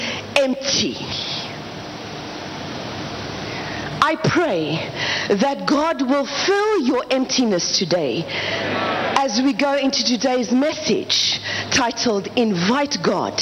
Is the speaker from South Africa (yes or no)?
yes; South Africa; I am from South Africa